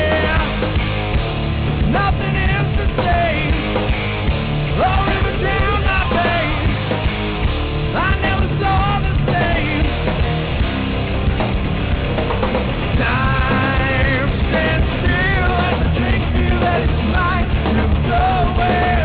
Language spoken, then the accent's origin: English; New York, United States; my home state of New York